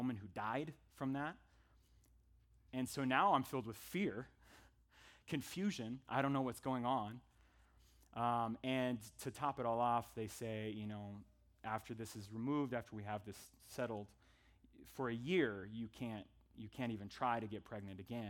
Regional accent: Northern California, United States; moved away as an adult; also born or lived in Tempe, Arizona; We're from Northern California originally

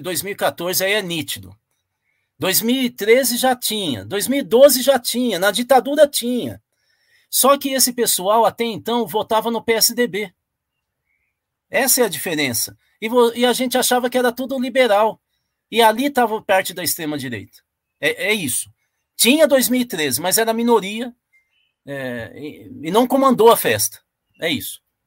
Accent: Tupã, São Paulo, Brazil; A região onde eu nasci, que é a região de Tupã, Marília, essa região aí

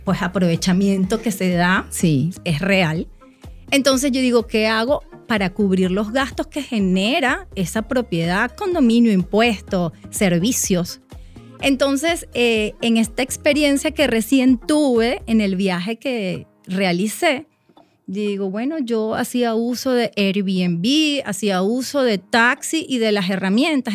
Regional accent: Venezuela; en mi país

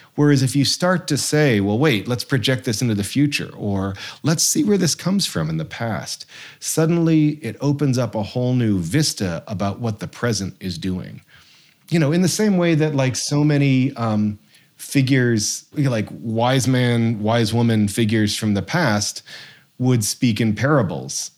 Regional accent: Massachusetts, United States; now in Vermont, United States; I loved growing up in Massachusetts.

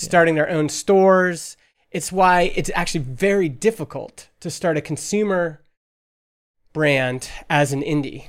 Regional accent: Alberta, Canada; now in British Columbia, Canada; I'm from Alberta

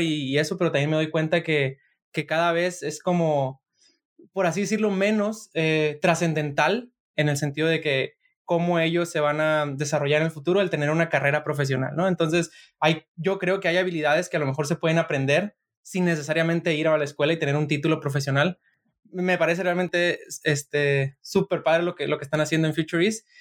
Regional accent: Sinaloa, Mexico; yo soy de Sinaloa

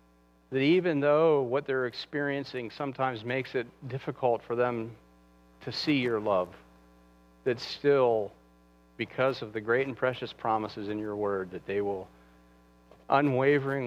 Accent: United States; we as American Christians, we live in such comfort

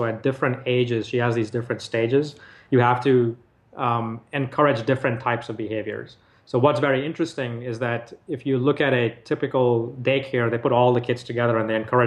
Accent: Nigeria; moved away; I grew up in Nigeria

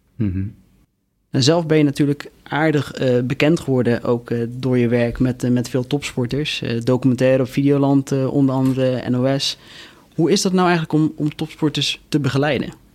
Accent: Rotterdam, South Holland, Netherlands; als Rotterdammer

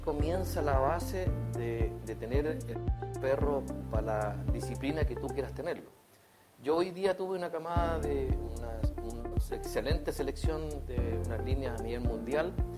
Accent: Chile; el terremoto que tuvimos acá en Chile

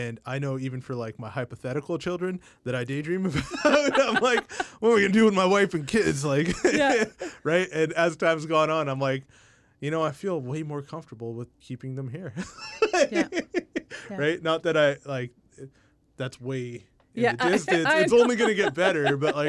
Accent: India; And I was like, oh, I'm Indian.

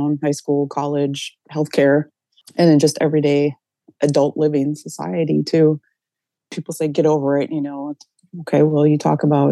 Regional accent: Cass Lake, Minnesota, United States; now in Bemidji, United States; I was born and raised in Cass Lake, Minnesota, but I currently live in Bemidji.

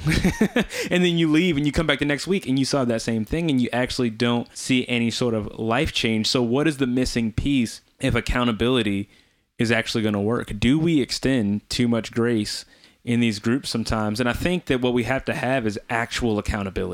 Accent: New Orleans, Louisiana, United States; I grew up in New Orleans

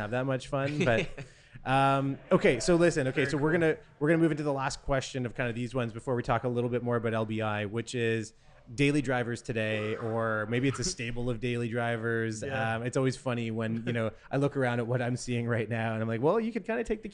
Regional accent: Southern Ontario, Canada; I grew up in Southern Ontario

